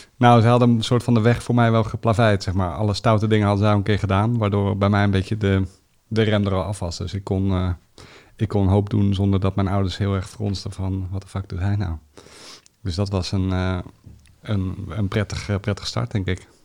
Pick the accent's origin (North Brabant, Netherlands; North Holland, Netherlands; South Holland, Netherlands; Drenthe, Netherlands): South Holland, Netherlands; The Hague; Ik ben eh, geboren in Den Haag